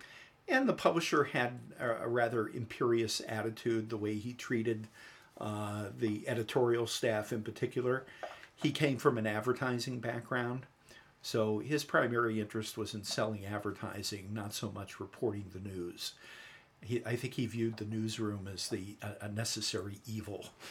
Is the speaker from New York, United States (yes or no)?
yes; New York, United States; moved away; also born or lived in Northern California; I grew up in New York